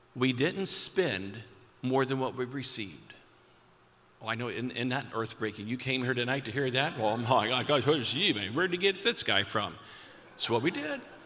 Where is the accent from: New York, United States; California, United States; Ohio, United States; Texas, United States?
Ohio, United States; Perry County; your speaker tonight is a, is a kid from Perry County